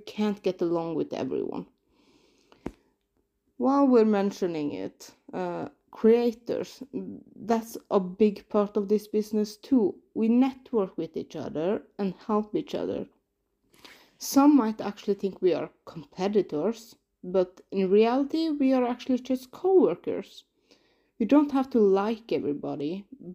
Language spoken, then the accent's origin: English; Norway; I'm from Norway